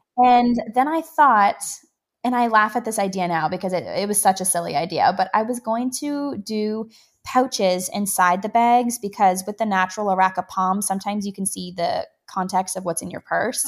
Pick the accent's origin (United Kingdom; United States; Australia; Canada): Canada; being a Canadian